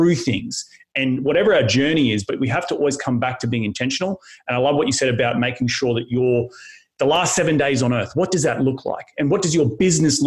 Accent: Australia; being Australian

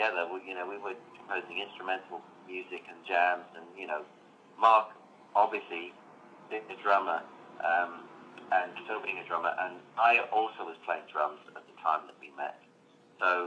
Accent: London, United Kingdom; I'm from London

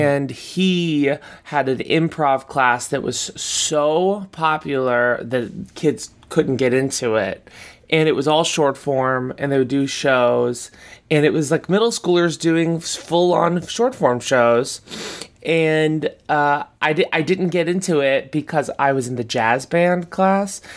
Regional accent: Boca Raton, Florida, United States; moved away as an adult; now in New York, United States; I'm from, yeah, I'm from Boca Raton, Florida

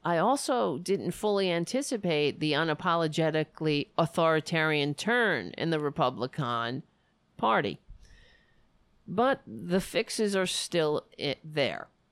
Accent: New York City, New York, United States; I'm from New York

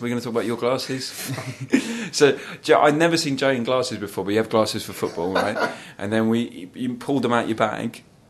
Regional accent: Cardiff, Wales, United Kingdom; I got away with I'm from Cardiff, so I'm a rugby fan.

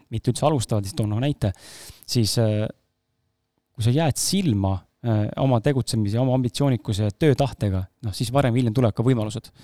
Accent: Estonia

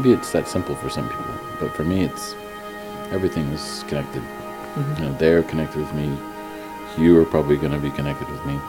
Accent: New York City, New York, United States; now in Belgium; I grew up born and raised in New York City. My parents split up when I was young, so I moved around a lot. For me in Belgium, with all my friends, I'm a bit of an anomaly.

